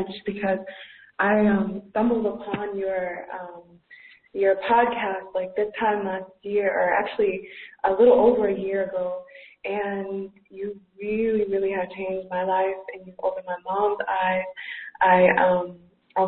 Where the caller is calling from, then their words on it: Athens, Georgia, United States; I'm calling you from Athens, Georgia